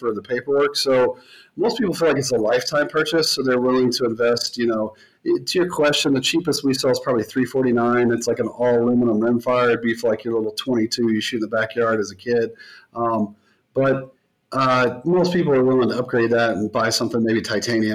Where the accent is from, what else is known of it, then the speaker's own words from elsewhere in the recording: the South, United States; I grew up in the South